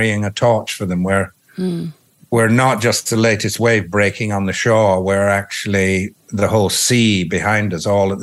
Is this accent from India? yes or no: no; Yorkshire and the Humber, United Kingdom; I grew up in Yorkshire